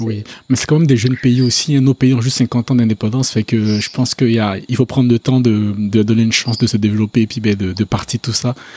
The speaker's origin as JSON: {"language": "French", "country": "Côte d’Ivoire", "moved": "yes", "lives_now": "Quebec, Canada", "said": "je viens de la Côte d'Ivoire"}